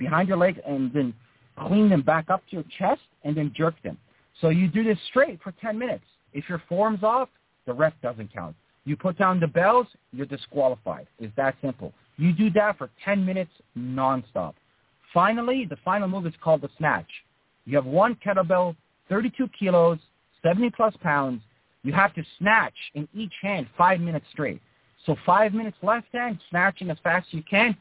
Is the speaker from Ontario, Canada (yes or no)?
yes; Toronto, Ontario, Canada; I'm from Toronto